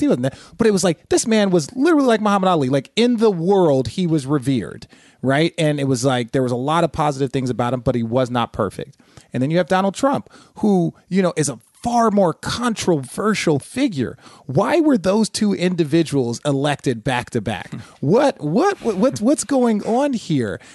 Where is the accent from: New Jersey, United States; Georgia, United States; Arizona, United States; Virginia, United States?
Arizona, United States; Phoenix; born or raised there; also born or lived in Los Angeles, California